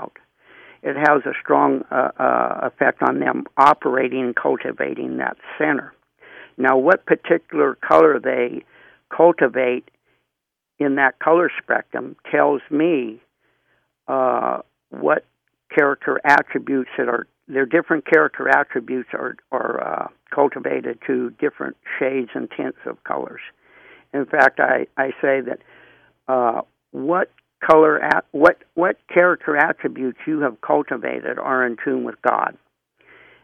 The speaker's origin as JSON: {"language": "English", "town": "Crockett", "region": "California", "country": "United States", "tie": "born or raised there", "also_born_or_lived": "Oakland, California", "said": "I was born in, actually, in Oakland, California. We lived in Crockett, and then, you know, I was born at the hospital"}